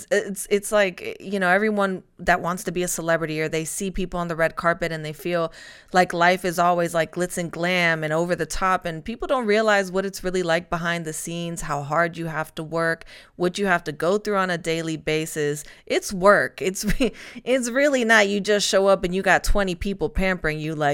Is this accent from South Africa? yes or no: no; Spain; now in Atlanta, United States; because I'm originally from Spain and I've bounced around the joke with my friends.